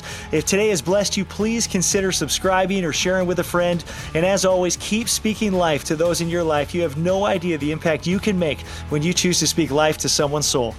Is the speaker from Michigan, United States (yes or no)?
yes; Michigan, United States; now in California, United States; Michigan, across the country, my hometown